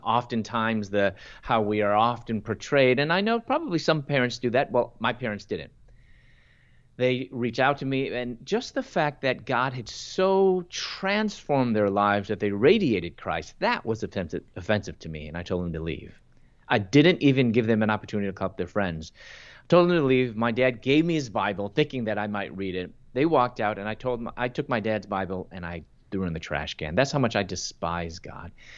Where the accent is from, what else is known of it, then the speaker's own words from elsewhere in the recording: Chicago, Illinois, United States; moved away as an adult; also born or lived in Louisville, Kentucky / Atlanta; I'm from Chicago, and I lo-, moved from Chicago to Louisville, Kentucky to pursue my doctorate in dentistry